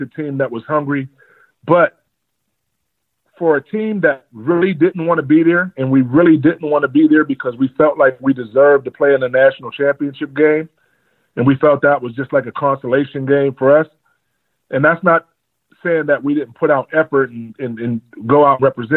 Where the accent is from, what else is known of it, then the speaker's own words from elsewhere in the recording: McKeesport, Pennsylvania, United States; also born or lived in St. Clair Village, Pittsburgh / Whitaker, Pennsylvania; I was born in St. Clair Village, raised in Whitaker Projects, moved to McKeesport, stayed in Harrison Village